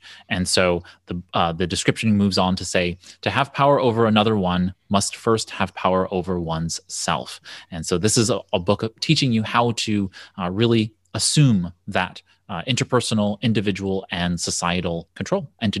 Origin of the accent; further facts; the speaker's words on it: New York City, New York, United States; now in Pittsburgh, United States; As a New Yorker, I was raised in New York City. I'm a Brooklynite, and but now I live in Pittsburgh.